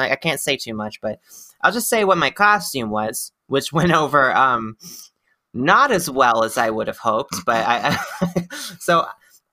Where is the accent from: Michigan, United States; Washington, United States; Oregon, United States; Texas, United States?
Texas, United States; Houston; I'm from Houston